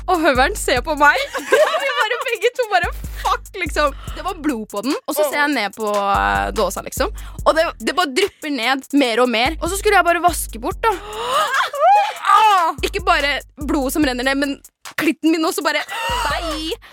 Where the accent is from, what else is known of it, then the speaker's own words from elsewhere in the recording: Norway; Jeg er 1,83. Eh, jeg er norsk-somalier, og jeg har følelser.